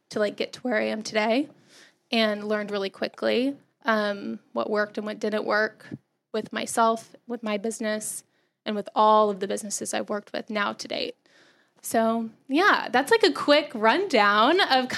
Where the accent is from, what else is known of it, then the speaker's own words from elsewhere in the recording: Texas, United States; moved away as an adult; I grew up in Texas